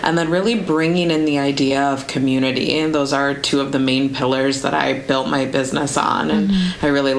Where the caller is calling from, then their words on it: Chicago, Illinois, United States; I am connecting from Chicago, and it's about like 9:30 p.m. by me.